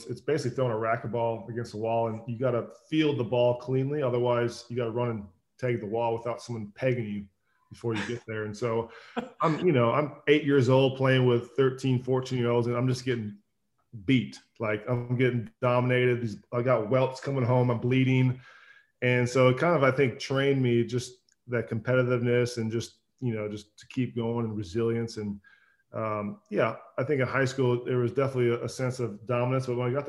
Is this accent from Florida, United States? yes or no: no; Minnesota, United States; Growing up in Minnesota, we passed the wild rice fields going to the lakes, and this has been a staple for me growing up.